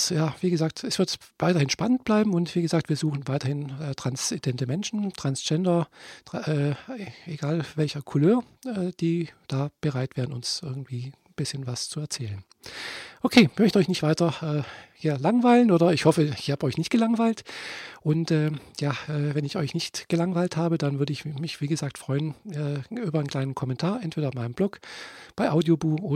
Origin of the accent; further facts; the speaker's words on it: Friedrichshafen, Baden-Württemberg, Germany; ich komme nicht aus Leipzig, nein, ich bin in Friedrichshafen geboren und aufgewachsen.